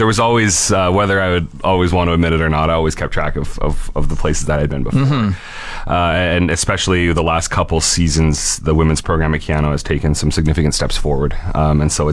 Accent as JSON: {"language": "English", "town": "Fort McMurray", "region": "Alberta", "country": "Canada", "tie": "born or raised there", "also_born_or_lived": "Edmonton / Manitoba / Ontario", "said": "born and raised in Fort McMurray"}